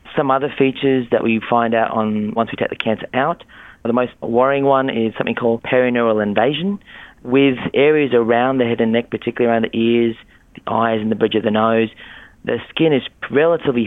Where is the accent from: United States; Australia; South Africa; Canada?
Australia; I'm from Australia